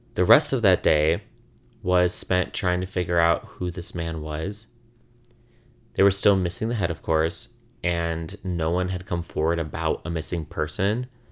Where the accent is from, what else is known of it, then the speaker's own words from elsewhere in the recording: Illinois, United States; now in Brooklyn, United States; I'm from Illinois